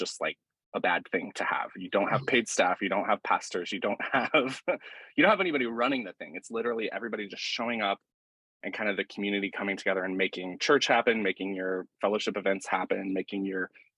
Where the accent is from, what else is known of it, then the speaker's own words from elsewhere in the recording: Asheville, North Carolina, United States; I grew up in Western North Carolina, and in Asheville and outside of Asheville